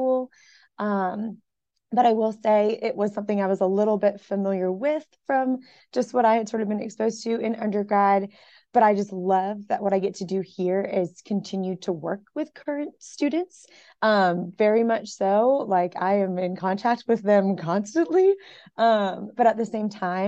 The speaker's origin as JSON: {"language": "English", "area": "up by Washington, D.C.", "region": "Virginia", "country": "United States", "tie": "born or raised there", "moved": "as an adult", "said": "I was from Virginia originally, kind of up by Washington, D.C., and just kind of growing up my whole life in Virginia"}